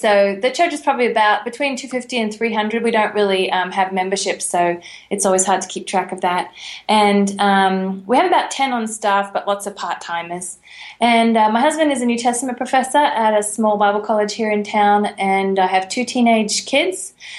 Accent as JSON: {"language": "English", "town": "Brisbane", "region": "Queensland", "country": "Australia", "said": "I am from Brisbane, and you do not say Brisbane."}